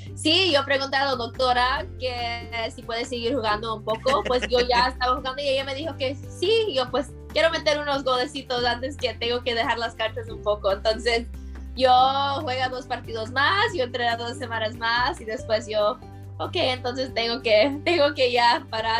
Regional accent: United States; yo nací en Estados Unidos

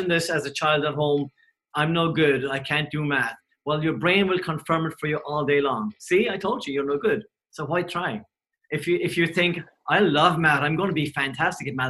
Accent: Cork, Munster, Ireland; I grew up in Cork, and we didn't have electricity or anything for a long time

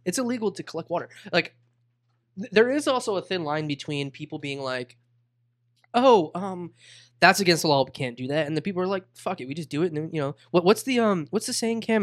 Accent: Boca Raton, Florida, United States; I'm from Boca

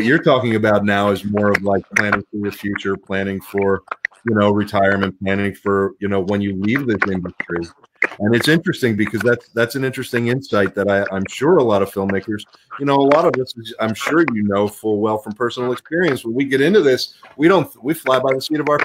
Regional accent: Pittsburgh, Pennsylvania, United States; moved away; also born or lived in Los Angeles, California; I grew up in Pittsburgh, and I moved out to L.A. a long time ago, and I spent a lot of time out in L.A. growing up

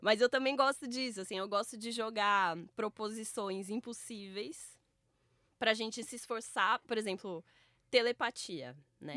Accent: Campinas, São Paulo, Brazil; eu sou de Campinas

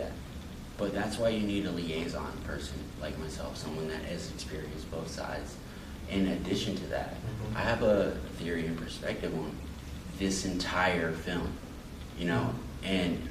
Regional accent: Williamsburg, United States; moved away; I grew up in Williamsburg, and I was the only black person in my school, my neighborhood

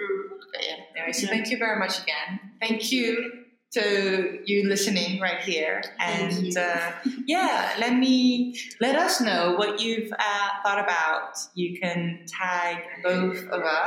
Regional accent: Hong Kong; moved away; also born or lived in France / San Cristobal de las Casas, Mexico; growing up in Hong Kong, you've got the Tomb Sweeping Day

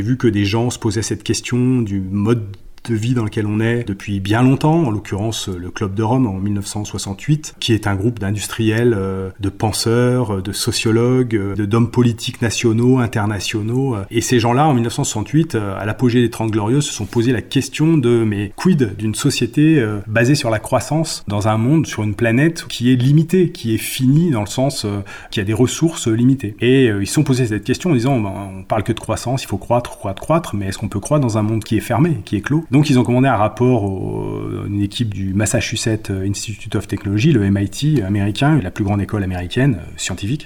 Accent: Haute-Savoie, Auvergne-Rhône-Alpes, France; Je suis originaire de Haute-Savoie

